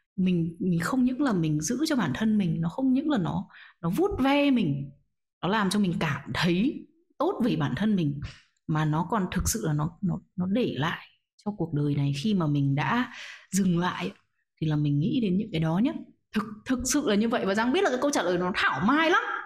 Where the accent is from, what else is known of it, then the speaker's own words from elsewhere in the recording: Vietnam; mình là một người Việt Nam